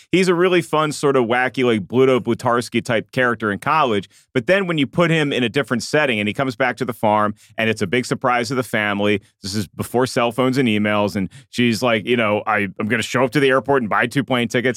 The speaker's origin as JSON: {"language": "English", "town": "Williamsburg", "region": "Virginia", "country": "United States", "tie": "born or raised there", "said": "I grew up in Williamsburg, Virginia."}